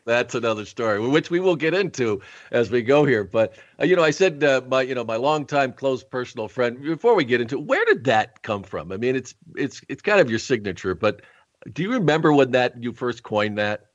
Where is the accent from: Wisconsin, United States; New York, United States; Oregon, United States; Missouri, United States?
New York, United States; Rochester; I was actually born in Rochester, New York